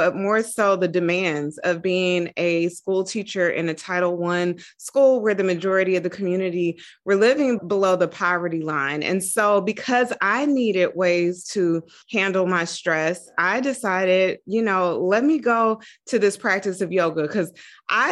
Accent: Dayton, Ohio, United States; moved away as an adult; also born or lived in Atlanta, Georgia / New York; I'm originally from Dayton, Ohio

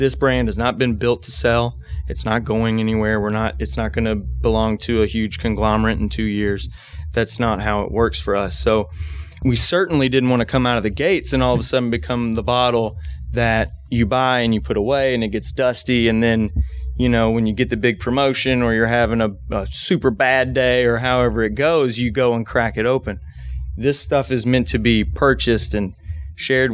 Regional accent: Bardstown, Kentucky, United States; I was born and raised in Bardstown

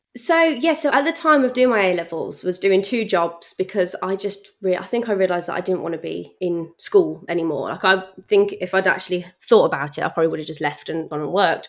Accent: Bromsgrove, West Midlands, United Kingdom; accent: Brummie; also born or lived in Redditch / Birmingham; I always class myself as a Brummie, but really I grew up in a place called Bromsgrove, which is in Worcestershire

